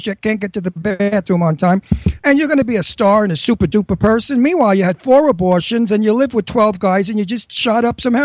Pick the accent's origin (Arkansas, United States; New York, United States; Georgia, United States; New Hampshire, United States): New York, United States; New York City; I'm from Brooklyn